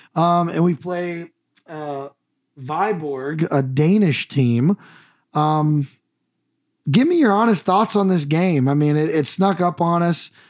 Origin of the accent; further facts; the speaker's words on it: United States; I'm the American